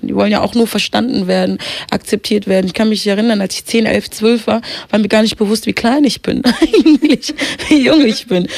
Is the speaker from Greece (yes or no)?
no; Kenya; geboren in Kenia